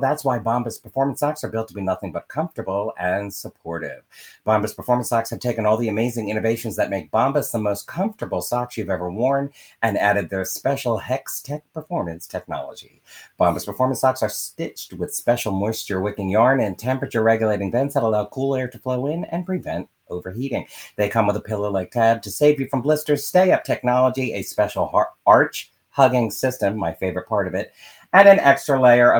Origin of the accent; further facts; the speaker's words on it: Philadelphia, Pennsylvania, United States; as a Philadelphian